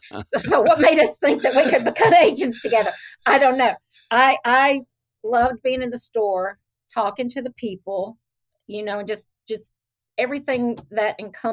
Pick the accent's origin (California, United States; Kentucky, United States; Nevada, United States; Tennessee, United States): Tennessee, United States; White House; now in Portland, United States; I'm from White House.